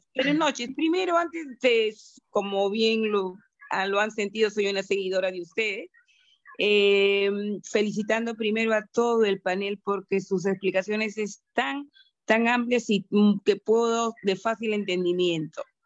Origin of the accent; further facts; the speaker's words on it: Peru; soy una maestra peruana con varios años ya de experiencia